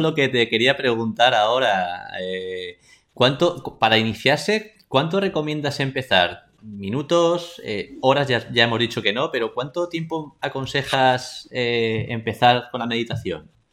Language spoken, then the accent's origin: Spanish; Spain